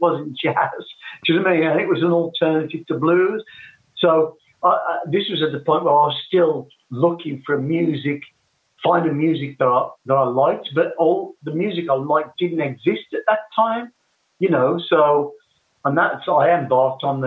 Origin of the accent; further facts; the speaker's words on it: West Bromwich, West Midlands, United Kingdom; I grew up in West Bromwich, you know. Yep. That's where I was born.